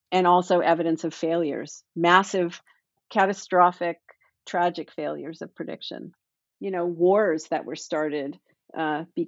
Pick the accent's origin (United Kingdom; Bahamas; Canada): Canada; Toronto, Ontario; now in Boston, United States; I grew up in Toronto